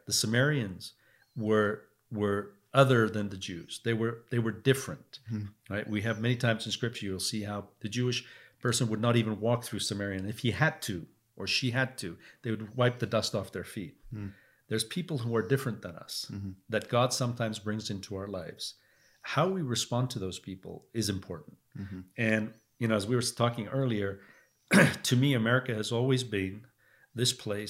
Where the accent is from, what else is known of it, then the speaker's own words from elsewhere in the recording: England, United Kingdom; Oh, yeah. I mean, so I'm from England, right?